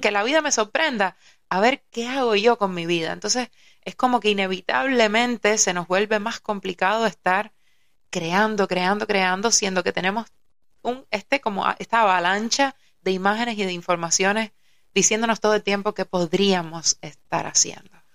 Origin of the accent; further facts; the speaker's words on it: Havana, Cuba; yo nací en La Habana